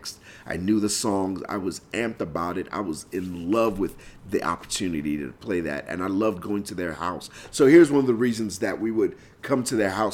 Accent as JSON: {"language": "English", "region": "Lagos", "country": "Nigeria", "tie": "born or raised there", "moved": "yes", "said": "I grew up in Nigeria"}